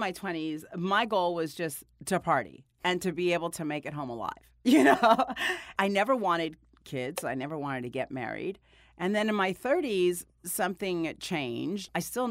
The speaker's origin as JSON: {"language": "English", "town": "Miami", "region": "Florida", "country": "United States", "tie": "born or raised there", "also_born_or_lived": "New Jersey / Dominican Republic / Guatemala / Puerto Rico", "said": "I grew up in Miami, a lot of Jersey, Miami, Dominican Republic, Guatemala, Puerto Rico. I lived in all these, graduated high school in Las Vegas."}